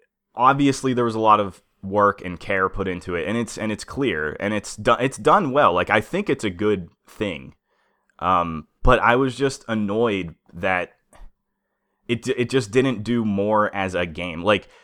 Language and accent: English; Pennsylvania, United States; we grew up in Western Pennsylvania, right on the edge of what you would consider Midwest.